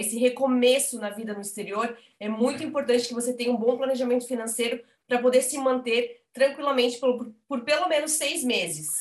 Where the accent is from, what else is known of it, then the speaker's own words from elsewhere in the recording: Blumenau, Santa Catarina, Brazil; moved away as an adult; now in Braga, Portugal; sou de Blumenau, morei 27 anos em Blumenau